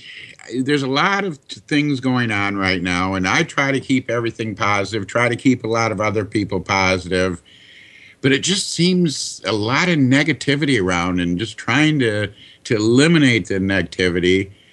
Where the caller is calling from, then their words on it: Michigan, United States; I'm calling from Michigan.